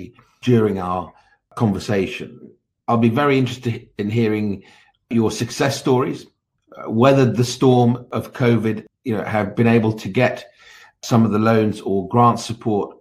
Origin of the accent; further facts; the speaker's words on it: Baghdad, Baghdad Governorate, Iraq; moved away; I was born in Baghdad in 1967 to parents of Kurdish origin